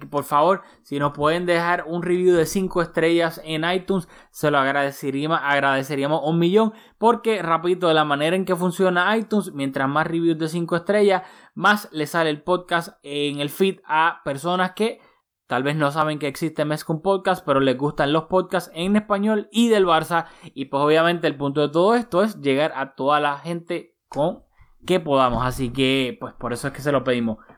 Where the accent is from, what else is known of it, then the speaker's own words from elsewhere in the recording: Puerto Rico; como boricua sabemos lamentablemente lo que pasó en Puerto Rico hace, hace poco con el huracán María